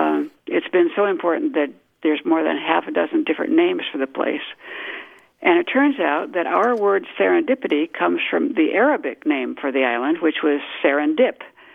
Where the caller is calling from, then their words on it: Albany, New York, United States; I'm calling from Albany, New York.